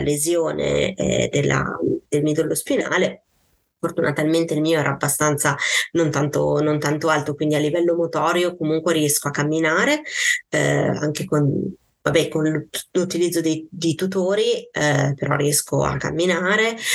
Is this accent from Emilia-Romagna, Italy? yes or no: yes; Parma, Emilia-Romagna, Italy; io sono di Parma